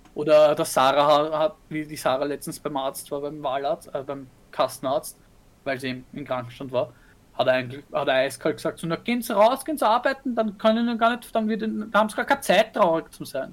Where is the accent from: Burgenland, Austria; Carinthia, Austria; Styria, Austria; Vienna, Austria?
Vienna, Austria; bei uns in Wien